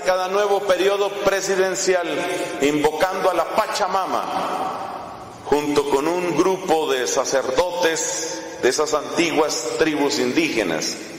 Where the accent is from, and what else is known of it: Colombia